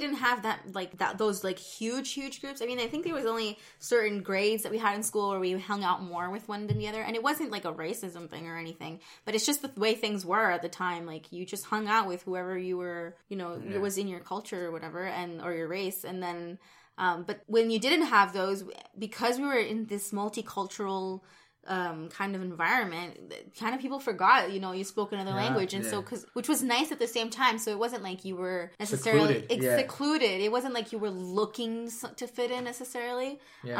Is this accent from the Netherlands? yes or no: no; Nicaragua; oh, I'm from Nicaragua.